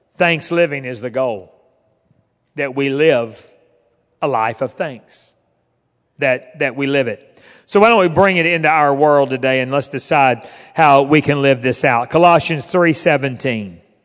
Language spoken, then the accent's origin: English; Fort Smith, Arkansas, United States; moved away as an adult; also born or lived in West Virginia / Alexandria; I grew up in Fort Smith